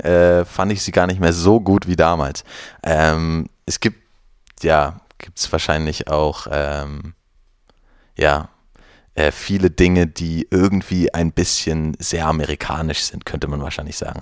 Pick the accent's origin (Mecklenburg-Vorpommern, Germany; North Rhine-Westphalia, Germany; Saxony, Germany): Mecklenburg-Vorpommern, Germany; ich bin in einer kleinen Stadt ähm, aufgewachsen in Mecklenburg-Vorpommern